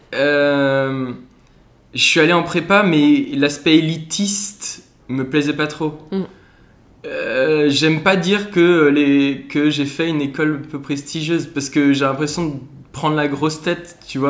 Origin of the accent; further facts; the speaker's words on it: Ensisheim, Grand Est, France; moved away as an adult; also born or lived in Lyon; je viens d'Alsace à la base. J'ai fait euh, toutes mes études jusqu'au bac en Alsace, mon petit village d'Ensisheim